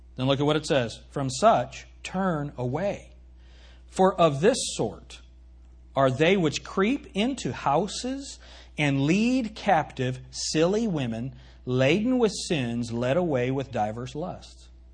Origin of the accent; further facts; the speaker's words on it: United States; I'm not reading this as an American